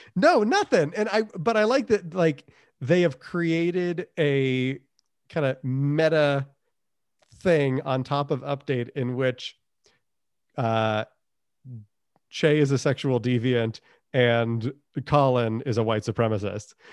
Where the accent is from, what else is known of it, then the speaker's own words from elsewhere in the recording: New England, United States; I'm from New England.